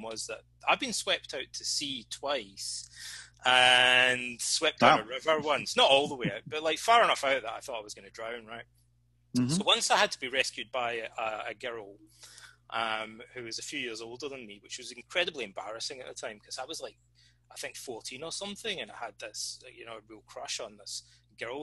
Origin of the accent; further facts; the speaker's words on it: Alloway, Scotland, United Kingdom; Freemasonry is very popular in Scotland, or it was when I was a kid anyway, and particularly in my hometown, because it's the birthplace of Robert Burns, the national bard